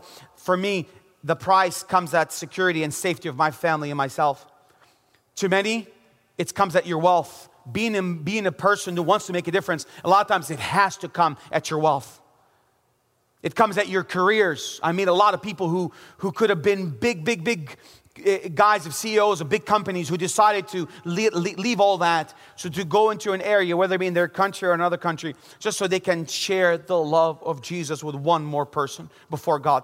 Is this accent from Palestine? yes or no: yes; Bethlehem, West Bank, Palestine; also born or lived in Jerusalem; I was born in Jerusalem and grew up in the city of Bethlehem.